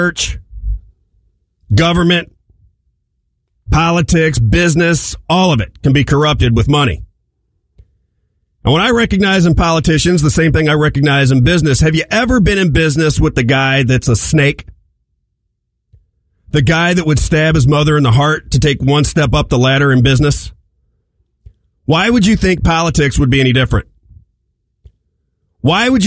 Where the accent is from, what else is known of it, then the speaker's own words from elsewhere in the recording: St. Louis, Missouri, United States; moved away as an adult; now in Florida, United States; I'm from St. Louis, born and raised